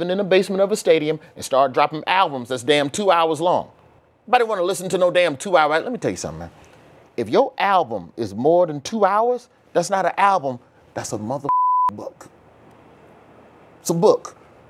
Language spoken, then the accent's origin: English; Alabama, United States; I'm from Alabama.